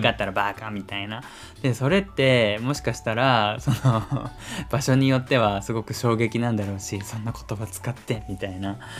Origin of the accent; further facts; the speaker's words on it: Kyushu, Japan; now in Kanto, Japan; 俺の出身地、まあ、九州だけど